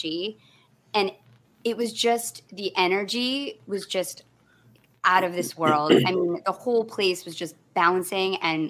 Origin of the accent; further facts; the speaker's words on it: Michigan, United States; I grew up in Michigan in a very homogenous environment